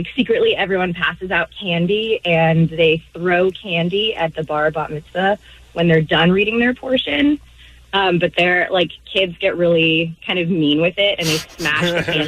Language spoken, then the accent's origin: English; Beverly Hills, California, United States; So I grew up in Beverly Hills, which is a very densely Jewish populated community.